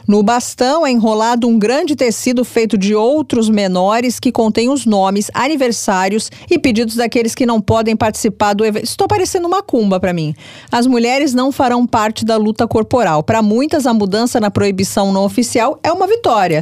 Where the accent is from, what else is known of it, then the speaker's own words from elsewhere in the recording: Brazil; eu, como brasileira